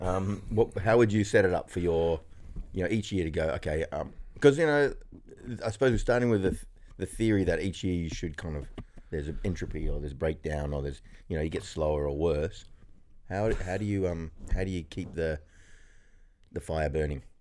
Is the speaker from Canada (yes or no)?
no; Kuranda, Queensland, Australia; also born or lived in Sydney; my mum and dad decided they want me to be born in the tropical north Queensland